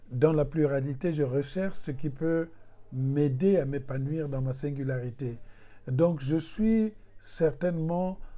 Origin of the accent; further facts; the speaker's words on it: Republic of the Congo; Si je suis congolais et que dans les mots français je sens que je suis limité dans mon expression, et eh bien c'est là qu'intervient une invention, le secours de mes autres langues.